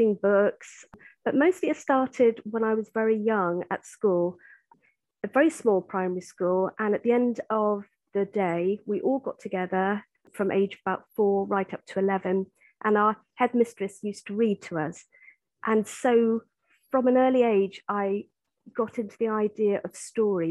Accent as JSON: {"language": "English", "town": "Salisbury", "region": "South West England", "country": "United Kingdom", "said": "I come from Salisbury. I mean, it's such a historical city. So, you know, there's history all around us here."}